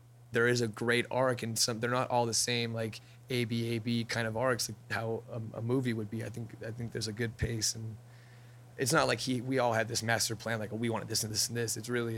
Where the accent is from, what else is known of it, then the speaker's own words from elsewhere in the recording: Whittier, California, United States; also born or lived in Yorba Linda, California; I was born in Whittier and grew up there until around middle school, high school, and then I moved to Orange County. Yorba Linda is like a North Orange County little suburb.